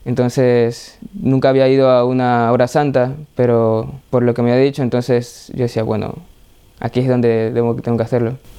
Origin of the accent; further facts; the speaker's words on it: Ecuador; Soy de Ecuador